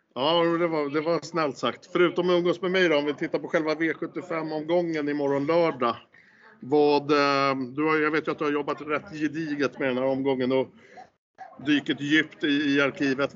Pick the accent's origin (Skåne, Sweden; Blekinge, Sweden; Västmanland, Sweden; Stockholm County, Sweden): Stockholm County, Sweden; Stockholm; säger jag som stockholmare